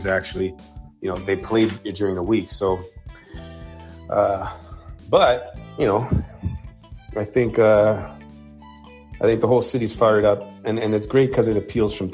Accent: Woodbridge, Ontario, Canada; I grew up in Woodbridge with all soccer, like soccer and hockey.

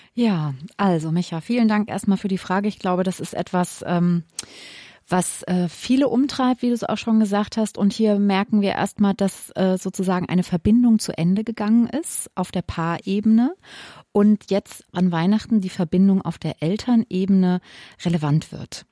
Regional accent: Wiesbaden, Hesse, Germany; also born or lived in Limburg; ich komme aus Wiesbaden und Limburg

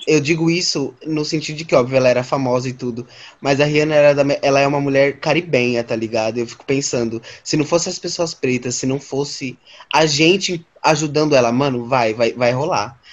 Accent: São Paulo, Brazil; lá na, na Brasilândia, lá na minha quebrada

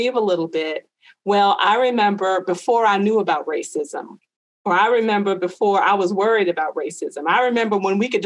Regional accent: United States; I growing up in America

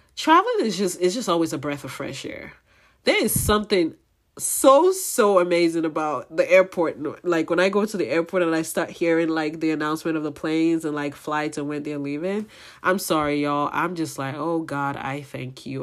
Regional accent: Nigeria; my Nigerian people

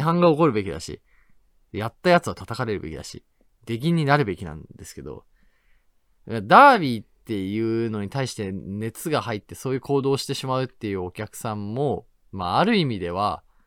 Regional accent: Tachikawa, Tokyo, Japan; moved away; 生まれ育った立川

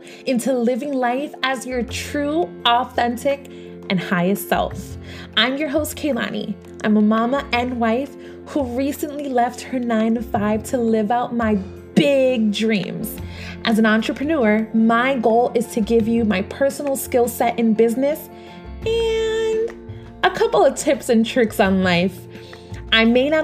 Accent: New York, United States; I grew up in New York

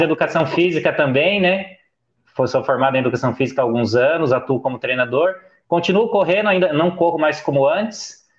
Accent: Bragança Paulista, São Paulo, Brazil; eu sou de Bragança Paulista, interior de São Paulo

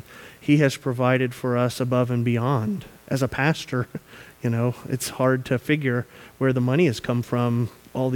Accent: the South, United States; moved away; We are from the South.

